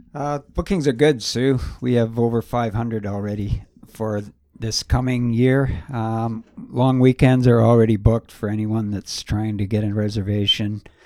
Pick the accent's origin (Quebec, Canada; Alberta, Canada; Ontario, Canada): Ontario, Canada; Gravenhurst; I grew up in Gravenhurst, uh, Farquhar Street.